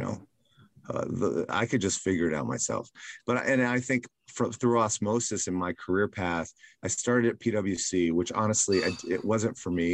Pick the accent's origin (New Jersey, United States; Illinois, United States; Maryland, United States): Maryland, United States; Silver Spring; now in New York City, United States; I was raised in Maryland, mm-hmm. in Silver Spring, Maryland, which is a pretty large suburb of Washington, D.C.